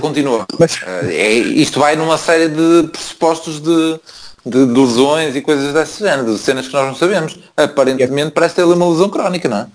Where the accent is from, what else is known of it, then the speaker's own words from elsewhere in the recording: Porto, Norte, Portugal; moved away as an adult; now in Braga, Portugal; a minha cidade é o Porto, caralho, sou do Lapa